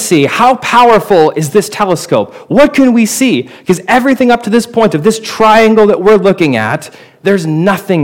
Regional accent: Portland, Oregon, United States; my hometown, Portland, Oregon

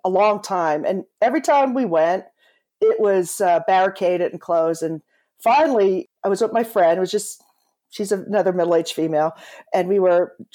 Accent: eastern Pennsylvania, United States; I grew up in a town connected to the steel industry, and it was also center for other heavy manufacturing. It was in eastern Pennsylvania

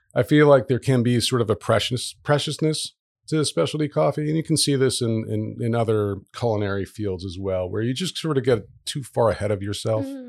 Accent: Dayton, Ohio, United States; moved away as an adult; also born or lived in Virginia Beach, Virginia; now in Providence, United States; I mostly grew up in Dayton, Ohio

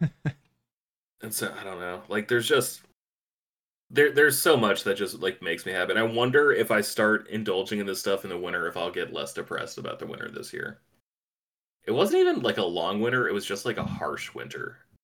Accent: East Coast, United States; moved away; I grew up on the East Coast. I'm used to East Coast winters

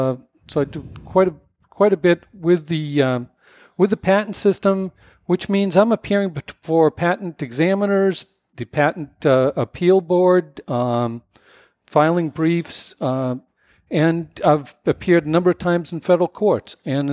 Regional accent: West Newbury, Massachusetts, United States; I'm from West Newbury

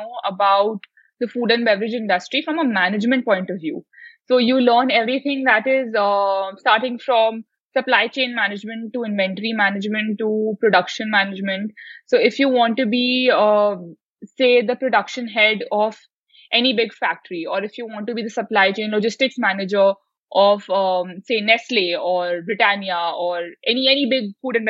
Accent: India; as an Indian

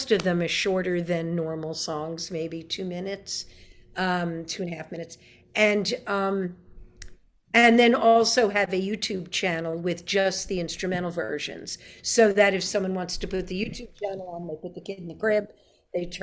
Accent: New York City, New York, United States; now in Nashville, United States; I'm born and raised in New York City

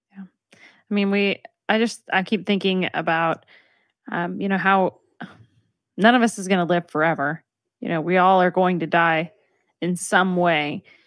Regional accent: Texas, United States; I'm from Texas

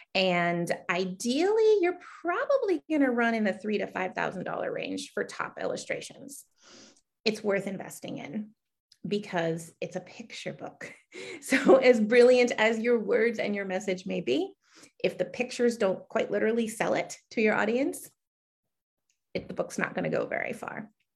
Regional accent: Connecticut, United States; I hail from Connecticut

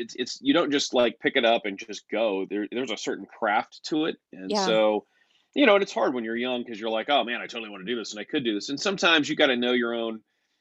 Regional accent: California, United States; the lowest rated radio station in my hometown

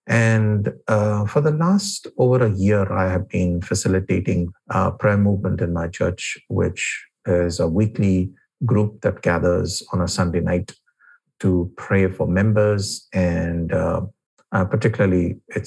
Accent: New Delhi, Delhi, India; I was born and brought up in New Delhi

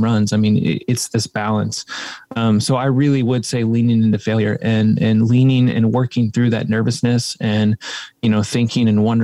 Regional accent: Midwest, United States; growing up in the Midwest, you know, we're in the Bible Belt

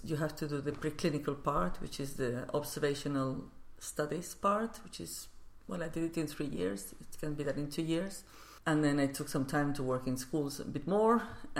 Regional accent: Barcelona, Catalonia, Spain; English is a second language; Yes, where I was born.

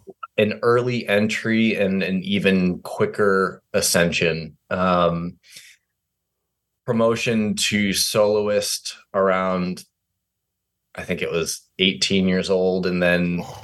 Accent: New York, United States; I'm this guy from New York, like, you know.

